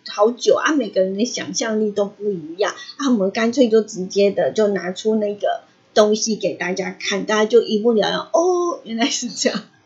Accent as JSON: {"language": "Chinese", "country": "Taiwan", "said": "我们台湾人嘛"}